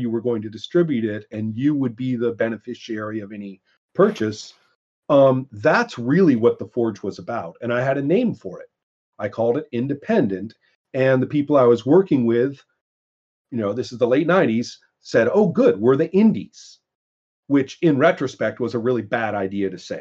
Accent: Monterey Peninsula, California, United States; I grew up on the Montreal Peninsula

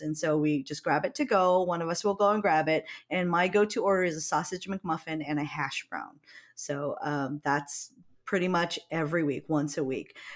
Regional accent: Hawaii, United States; moved away; I come from Hawaii

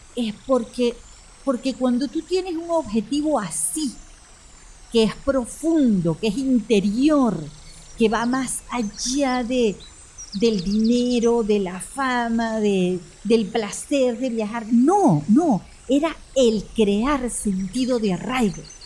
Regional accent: Venezuela; esta gente que somos los venezolanos

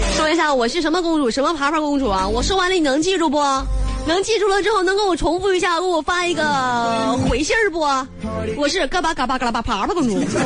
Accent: Northeast China, China; accent: 大碴子味儿 (Northeastern/Dongbei); 我这一嘴大碴子味儿

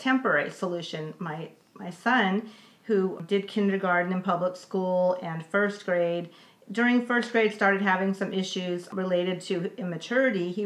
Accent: Los Angeles, California, United States; moved away; I grew up in Los Angeles, went through LA Unified

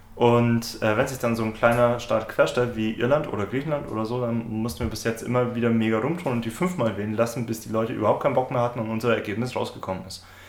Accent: Bavaria, Germany; eine lustige Anekdote aus meiner Heimat

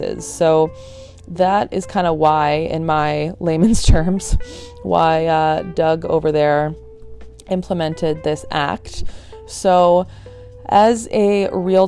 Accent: Burlington, Ontario, Canada; also born or lived in Hamilton; I'm from Burlington

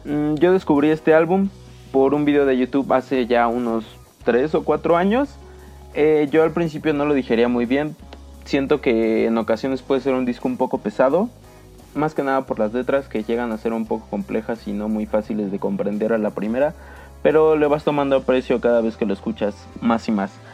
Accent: Mexico; mi propio país

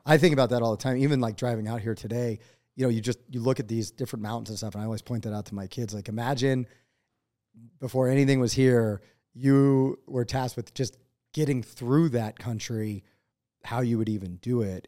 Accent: eastern Pennsylvania, United States; moved away as an adult; now in Montana, United States; i was born in eastern pennsylvania um, and i grew up there

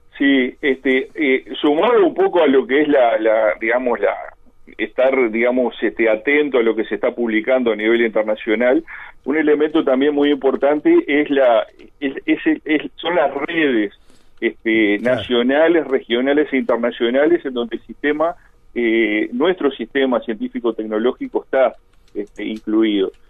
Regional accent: Colonia del Sacramento, Colonia, Uruguay; now in Montevideo, Uruguay; yo soy allá de Colonia

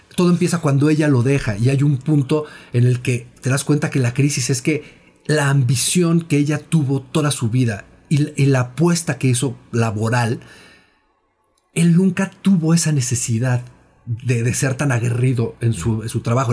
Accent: Mexico; nosotros como, como mexicanos

